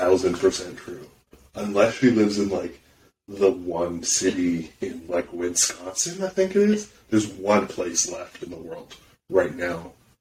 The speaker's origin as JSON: {"language": "English", "country": "Canada", "said": "because we're Canadian"}